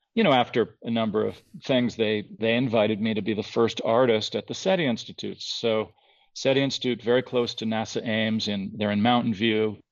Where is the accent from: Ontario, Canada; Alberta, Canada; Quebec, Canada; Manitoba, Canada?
Ontario, Canada; outside of Toronto; also born or lived in San Francisco, California, United States; I was born in San Francisco, but up outside of Toronto from when I was 10 on